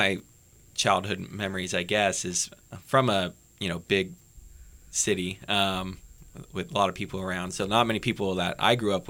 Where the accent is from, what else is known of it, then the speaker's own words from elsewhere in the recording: Hayward, California, United States; I grew up in San Francisco Bay Area, Hayward, California. So it's small, not very small, but a city outside of Oakland.